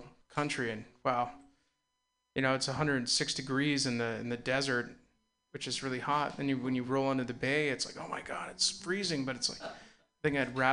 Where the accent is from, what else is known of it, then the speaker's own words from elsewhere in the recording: Castro Valley, California, United States; I'm from the East Bay, I'm from a Castro Valley